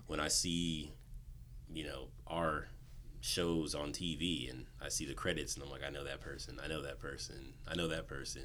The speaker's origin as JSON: {"language": "English", "region": "Southern California", "country": "United States", "tie": "born or raised there", "also_born_or_lived": "Inland Empire / Los Angeles", "said": "born and raised in Southern California"}